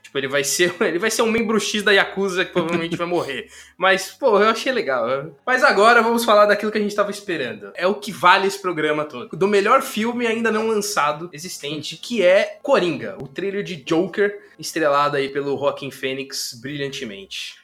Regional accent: São Paulo, Brazil; a gente é de São Paulo

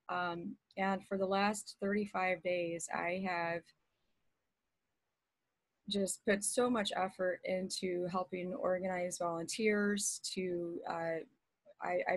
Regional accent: Texas, United States; now in Southwest Florida, United States; I'm originally from Texas

